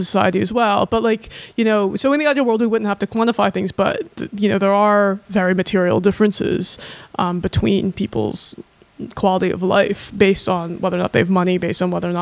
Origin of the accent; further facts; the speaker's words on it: United States; we're in America